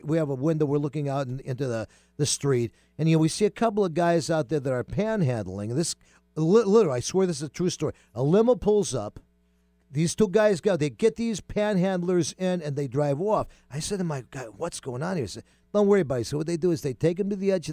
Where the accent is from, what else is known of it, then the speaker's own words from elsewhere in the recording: East Coast, United States; moved away; the neighborhood that I grew up in on the East Coast